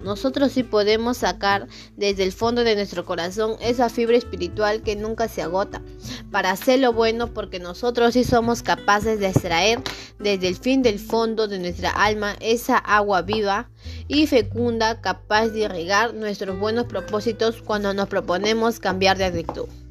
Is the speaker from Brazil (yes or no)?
no; Peru; validar como peruanos